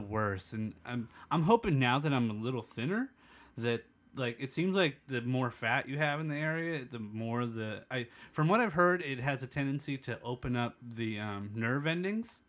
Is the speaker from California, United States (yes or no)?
yes; East County, California, United States; I grew up in the East County